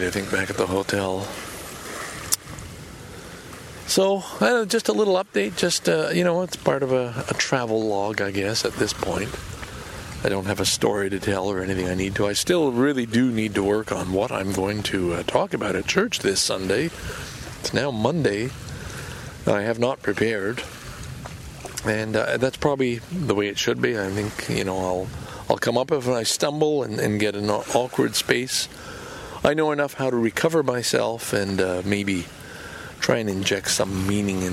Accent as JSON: {"language": "English", "town": "Montreal", "region": "Quebec", "country": "Canada", "tie": "born or raised there", "also_born_or_lived": "Valleyfield, Quebec", "moved": "yes", "said": "Lachine for high school, elementary school, from grade 5 on, and where our family home always was. And Valleyfield for the first 7 years of my life."}